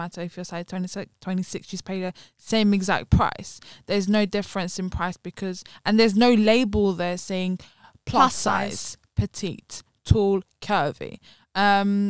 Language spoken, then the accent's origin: English; London, United Kingdom; we were born and raised in London because it's quite a multicultural place